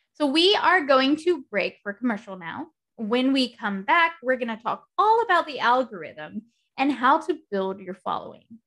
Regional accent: United States; I am American

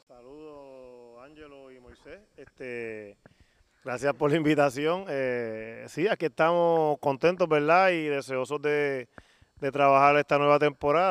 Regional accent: Mayagüez, Puerto Rico; Mayagüez por lo menos yo me crié en el baloncesto en Mayagüez y, me crié dentro de, unas categorías menores donde había una liga infantil

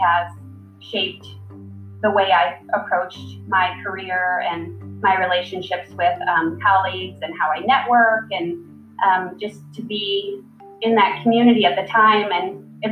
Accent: Detroit, Michigan, United States; growing up in Metro Detroit

